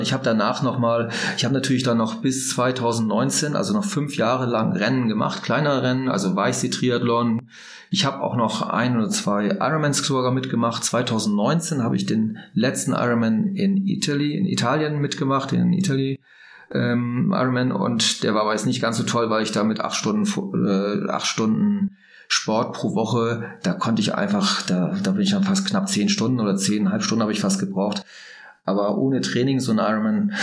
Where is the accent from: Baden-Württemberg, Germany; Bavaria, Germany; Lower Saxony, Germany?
Lower Saxony, Germany; Langen; ich bin in Norddeutschland aufgewachsen, in, bei Bremerhaven in Langen